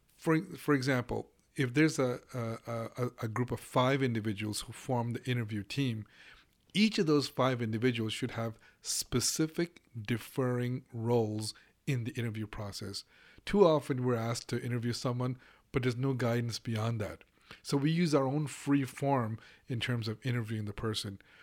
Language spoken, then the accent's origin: English; Hong Kong; moved away as an adult; now in United States; I grew up in Hong Kong. I lived in Hong Kong for nineteen years. I came to the U S about thirty-five years ago